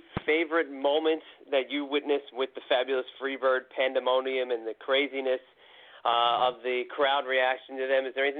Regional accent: Northeast, United States; John and I grew up in the Northeast.

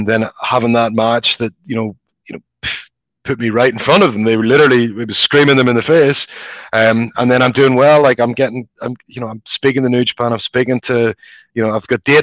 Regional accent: Belfast, Northern Ireland, United Kingdom; moved away; my experiences growing up in Belfast

